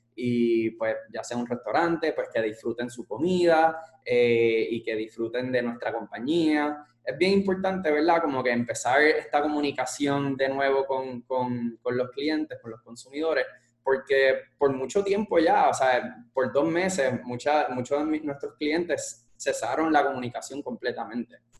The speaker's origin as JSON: {"language": "Spanish", "country": "Puerto Rico", "said": "somos puertorriqueños"}